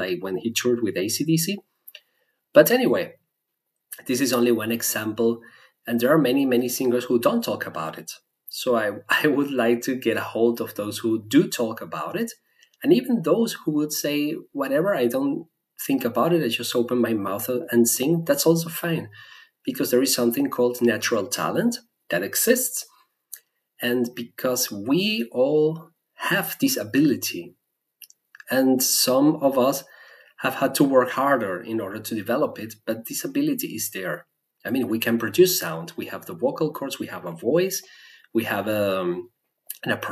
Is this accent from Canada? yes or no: no; Venezuela; first language Spanish; English is a second language; moved away as an adult; now in Germany; my native language is Spanish. And I was born in Venezuela. I grew up there